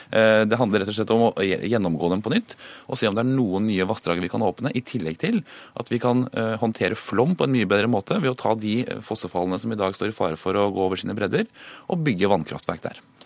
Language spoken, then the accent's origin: Norwegian; Akershus, Norway; Jeg kommer selv fra Akershus